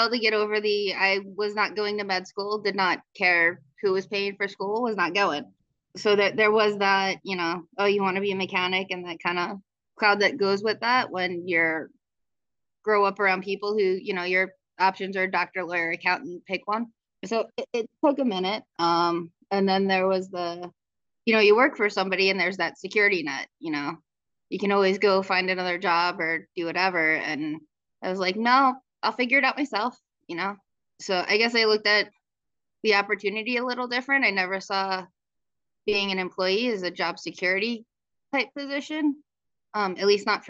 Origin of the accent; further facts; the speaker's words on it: New York, United States; moved away; originally I was in New York. So when I moved from New York and came out here, there was a discrepancy in how I wanted to work